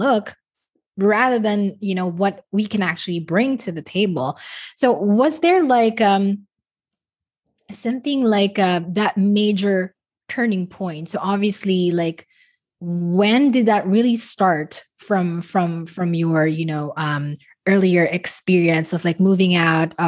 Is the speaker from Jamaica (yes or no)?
no; Philippines; moved away as an adult; also born or lived in Dubai; I wish I wasn't Filipino